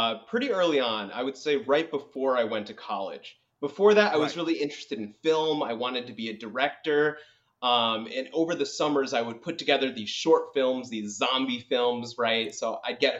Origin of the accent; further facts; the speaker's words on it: Orange, Connecticut, United States; now in New York City, United States; where I grew up in Orange, Connecticut. So I'm originally from Connecticut